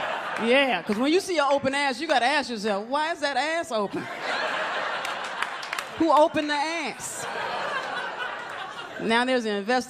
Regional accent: Atlanta, Georgia, United States; moved away as an adult; now in New York, United States; I'm originally from Atlanta, Georgia, and like Atlanta, we just way laid back.

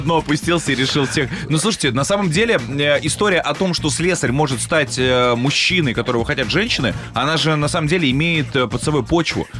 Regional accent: Kaluga Oblast, Russia; я же из Калужской области

